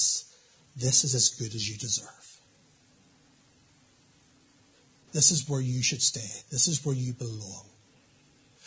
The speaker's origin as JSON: {"language": "English", "town": "Portadown", "region": "Northern Ireland", "country": "United Kingdom", "tie": "born or raised there", "said": "I grew up in Portadown."}